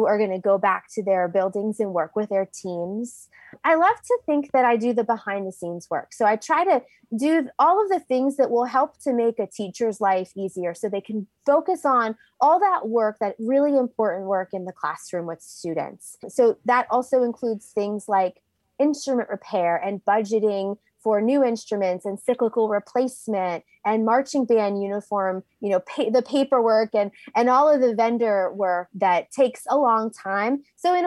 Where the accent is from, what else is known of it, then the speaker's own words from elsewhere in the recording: Pennsylvania, United States; moved away as an adult; also born or lived in West Virginia / Virginia; I grew up in Pennsylvania